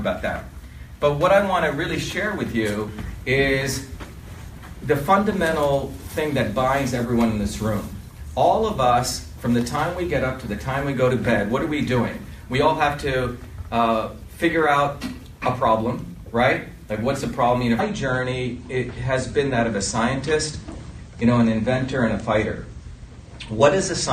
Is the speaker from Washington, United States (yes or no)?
no; Livingston, New Jersey, United States; also born or lived in India / Paterson, New Jersey / Clifton, New Jersey; I grew up in New Jersey in Livingston.